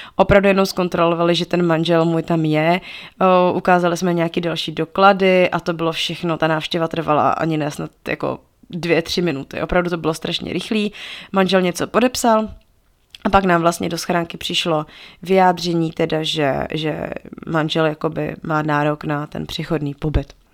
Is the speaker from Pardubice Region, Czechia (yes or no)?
yes; Pardubice, Pardubice Region, Czechia; also born or lived in Togo; my jsme z Pardubic